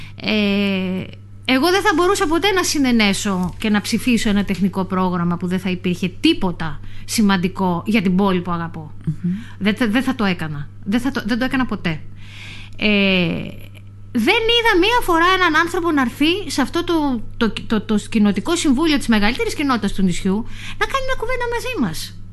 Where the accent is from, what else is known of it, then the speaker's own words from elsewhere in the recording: Myrina, North Aegean, Greece; είμαι κομμάτι της Μύρινας, επειδή είμαι στο ψηφοδέλτιο που αφορά την, ε, την πόλη μου